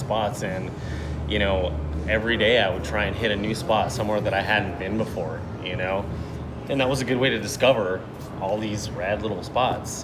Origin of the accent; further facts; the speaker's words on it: Rosemead, California, United States; now in Long Beach, United States; I grew up in the San Gabriel Valley, so like Rosemead, SGV